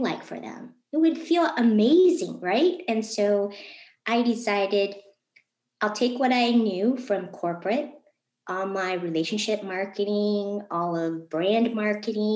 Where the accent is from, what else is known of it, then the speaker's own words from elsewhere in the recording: Novi, Michigan, United States; I'm also from Michigan. I grew up in Novi